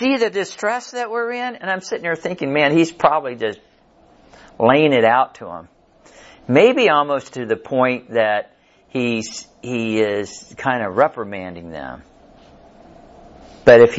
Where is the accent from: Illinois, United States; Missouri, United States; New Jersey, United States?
Missouri, United States; Kansas City; Carrie and I, we grew up over in Kansas City, south side of Kansas City